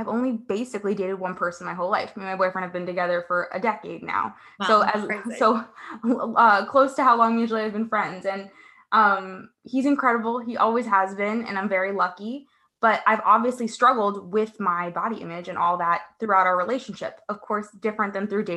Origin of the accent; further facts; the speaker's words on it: Paraguay; now in United States; I was born in Paraguay in South America